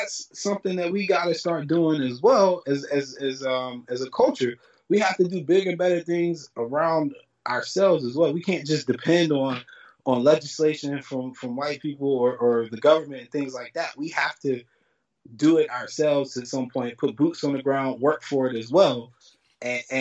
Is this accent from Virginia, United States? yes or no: yes; Lynchburg, Virginia, United States; growing up in Lynchburg